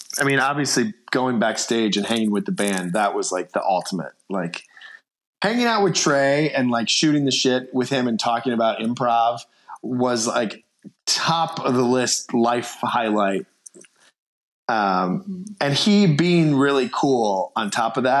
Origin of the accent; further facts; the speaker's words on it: Chicago, Illinois, United States; moved away; I'm from Chicago